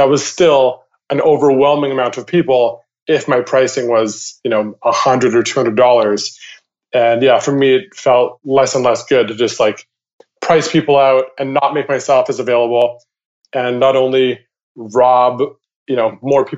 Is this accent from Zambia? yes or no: no; Vancouver, British Columbia, Canada; my hometown of Vancouver, Canada